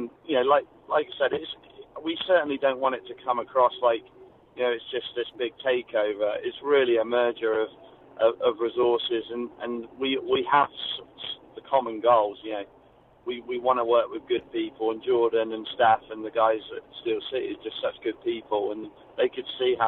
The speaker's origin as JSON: {"language": "English", "region": "England", "country": "United Kingdom", "moved": "as an adult", "said": "I've just coming over here as an English guy"}